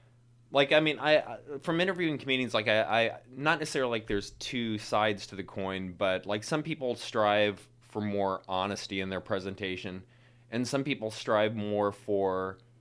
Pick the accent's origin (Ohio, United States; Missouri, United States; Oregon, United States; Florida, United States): Missouri, United States; accent: Missouri; also born or lived in New York; now in Chicago, United States; I'm originally from Missouri.